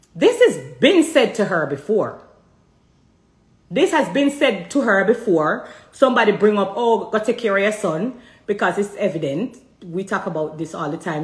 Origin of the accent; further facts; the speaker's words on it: Jamaica; I'm Jamaican